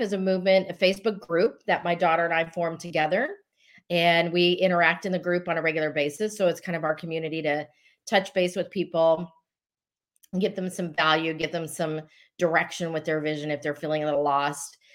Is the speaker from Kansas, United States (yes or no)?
no; Colorado, United States; I'm originally from Colorado. Uh, I was not born there, but raised there